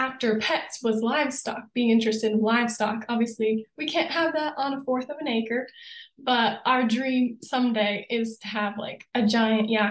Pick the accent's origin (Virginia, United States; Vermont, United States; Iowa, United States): Vermont, United States; moved away as an adult; now in Colorado, United States; I grew up in Vermont